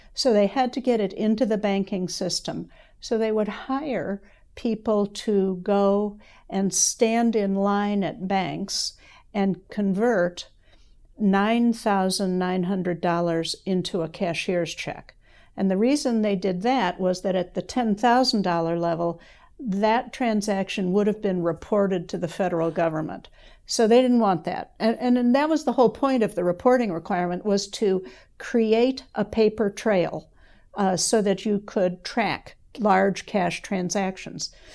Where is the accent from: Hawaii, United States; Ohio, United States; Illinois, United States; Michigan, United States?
Illinois, United States; Evanston; moved away as an adult; also born or lived in Madison, Wisconsin; now in Lexington, United States; I grew up in Evanston, Illinois, which is the first suburb north of Chicago